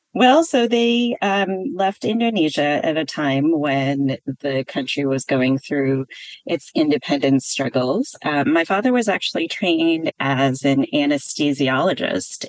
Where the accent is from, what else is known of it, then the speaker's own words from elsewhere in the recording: a suburb outside of Milwaukee, Wisconsin, United States; moved away as an adult; also born or lived in Berkeley, California; I was born and raised in Wisconsin in a suburb outside of Milwaukee.